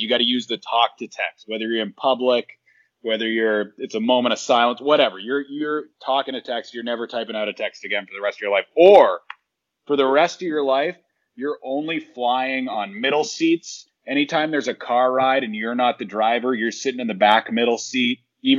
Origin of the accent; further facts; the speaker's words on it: Boston, Massachusetts, United States; I'm from Boston.